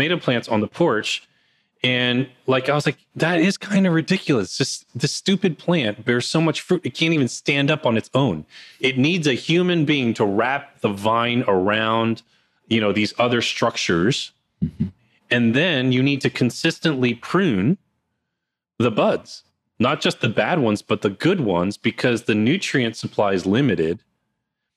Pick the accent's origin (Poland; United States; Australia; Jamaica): United States; New Jersey; I grew up in New Jersey and I'm here now